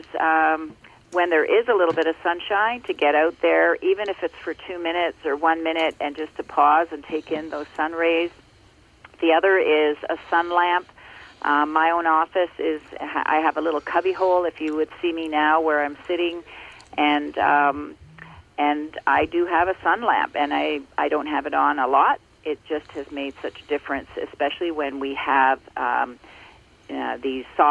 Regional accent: Ontario, Canada; I grew up in Ontario, and I now live in Muskoka in Ontario as well

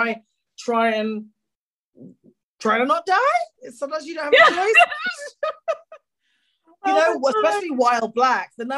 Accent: England, United Kingdom; accent: English; I've got English accent privilege

